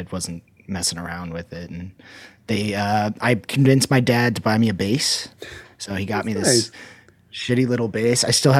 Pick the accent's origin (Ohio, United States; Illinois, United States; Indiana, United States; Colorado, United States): Ohio, United States; Columbus; moved away; also born or lived in Akron / Florida / Utah / Idaho; So I was born in Akron. I grew up in Columbus, family in Cleveland. Then my family moved to, like when 2008 happened, my family ended up moving to Florida for my dad to get a new job.